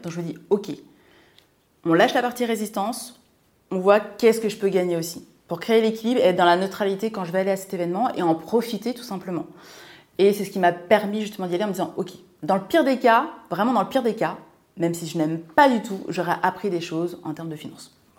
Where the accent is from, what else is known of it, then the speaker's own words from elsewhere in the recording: a small village in Seine-et-Marne, Île-de-France, France; also born or lived in Martinique; Je suis originaire de Martinique, voilà tout simplement. Et j'ai grandi dans un petit village de Seine-et-Marne